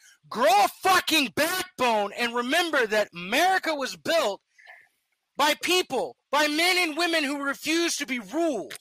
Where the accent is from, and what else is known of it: United States